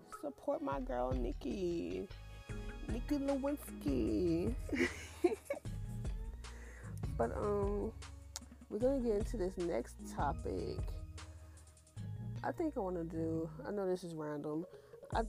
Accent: Houston, Texas, United States; I'm born and raised in Houston, Texas

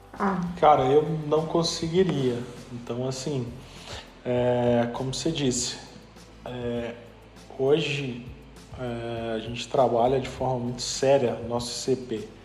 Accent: João Monlevade, Minas Gerais, Brazil; eu sou de Molevade

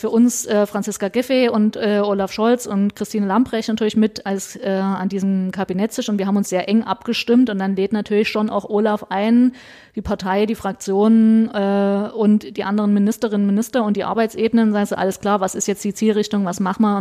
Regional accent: Meissen, Saxony, Germany; Ich komme aus Meißen, betreue Dresden mit und äh, Sächsische Schweiz und so weiter.

